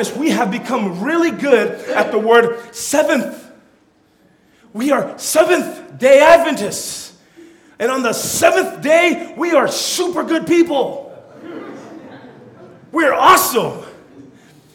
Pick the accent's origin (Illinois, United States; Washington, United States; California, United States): California, United States; first language Tongan; English is a second language; I'm a Tongan, so when I was born, the language that was prevalent in my house was Tongan. But I grew up in California